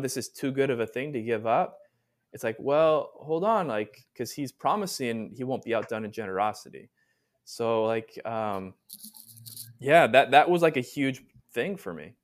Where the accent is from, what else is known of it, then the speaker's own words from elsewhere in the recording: Southern California, United States; moved away; I'm originally from Southern California, so grew up there